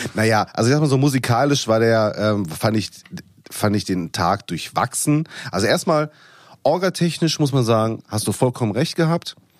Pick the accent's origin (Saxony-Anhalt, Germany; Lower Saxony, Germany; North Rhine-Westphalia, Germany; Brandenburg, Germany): North Rhine-Westphalia, Germany; Ruhr area; ich komme aus dem Pott